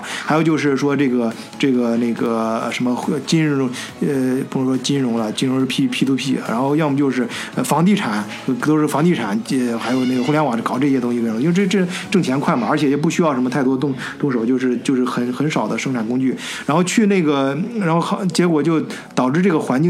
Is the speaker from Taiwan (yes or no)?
no; China; now in Germany; 你像我跟老张都是中国人，